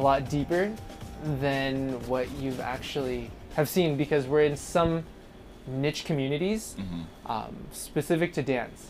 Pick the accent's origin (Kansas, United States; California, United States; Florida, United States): California, United States; Poway; I grew up in Sabre Springs, and I grew up in Poway.